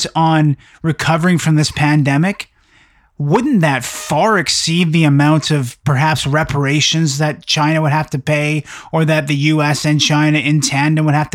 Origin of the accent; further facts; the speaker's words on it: Canada; I'm from Canada